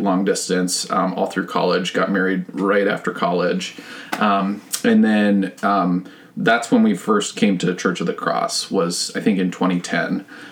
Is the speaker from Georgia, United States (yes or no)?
no; Richfield, Minnesota, United States; I actually grew up in Richfield, like a mile oh. from our current house